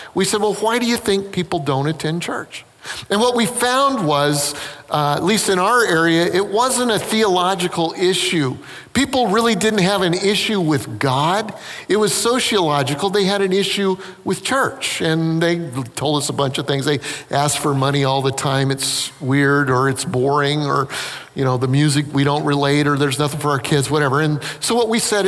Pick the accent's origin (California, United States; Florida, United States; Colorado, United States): Colorado, United States; Denver; also born or lived in Northern Illinois; now in Charleston, United States; we grew up in Denver, Colorado, but we moved from Northern Illinois